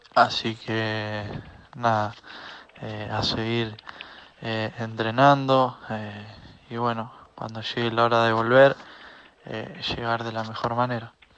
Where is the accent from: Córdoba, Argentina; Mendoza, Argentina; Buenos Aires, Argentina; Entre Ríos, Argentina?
Córdoba, Argentina; Marcos Juárez; moved away as an adult; pude venirme a mi pueblo, a Marco Juárez